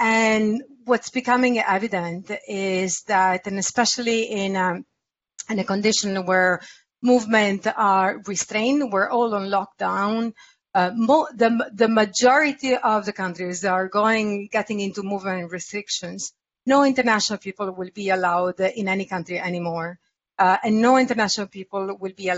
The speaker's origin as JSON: {"language": "English", "country": "Italy", "said": "I come from Italy"}